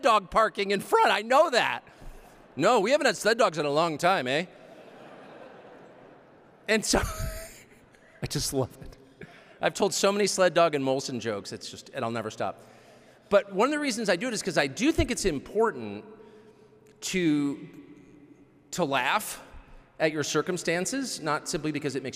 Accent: United States; I'm the only American

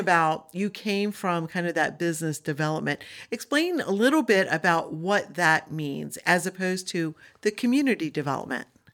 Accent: Delmarva Peninsula, United States; I grew up on Del Mar Vista

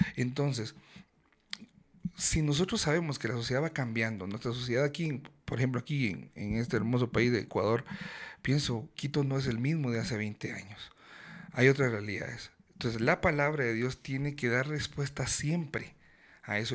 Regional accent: Guatemala; vengo de Guatemala

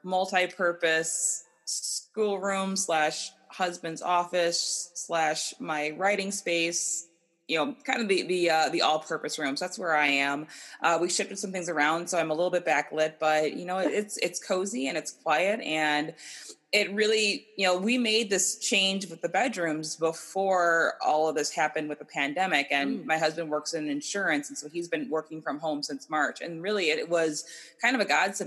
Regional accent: Wisconsin, United States; now in California, United States; I'm from Wisconsin originally

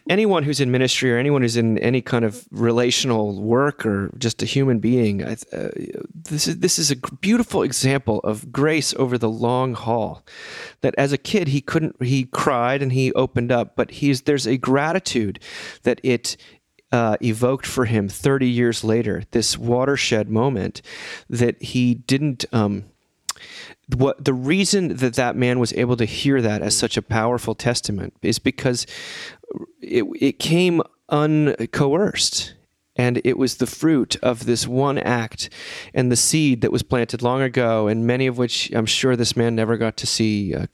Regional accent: Ohio, United States; the Chagrin Hall, Falls Hall of Fame back in my hometown of Ohio.

